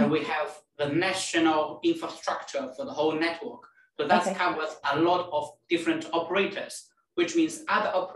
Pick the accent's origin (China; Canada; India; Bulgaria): China; moved away as an adult; also born or lived in Liverpool, United Kingdom / Birmingham, United Kingdom; now in United Kingdom; I come from China and I came to UK roughly more than 10 years ago